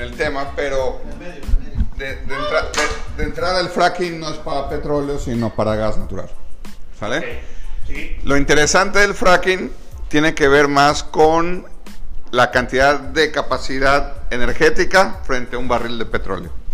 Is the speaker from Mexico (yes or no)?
yes; Mexico